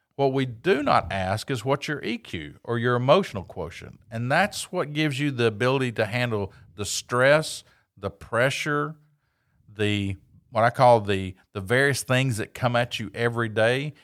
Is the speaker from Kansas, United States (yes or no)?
no; Knoxville, Tennessee, United States; I grew up in Knoxville, Tennessee